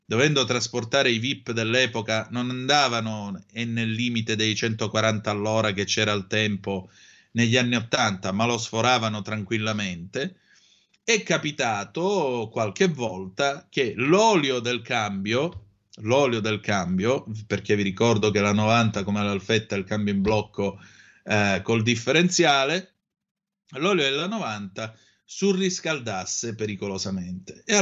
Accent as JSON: {"language": "Italian", "country": "Italy", "tie": "born or raised there", "said": "per me sono più italiani e più fratelli d'Italia di tutti noi che siamo nati e cresciuti in Italia."}